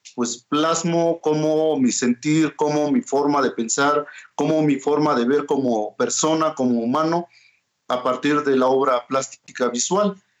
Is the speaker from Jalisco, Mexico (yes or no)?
no; Oaxaca, Mexico; first language Mazatec; Spanish is a second language; artista mazateco, oaxaqueño, hablante de la lengua mazateca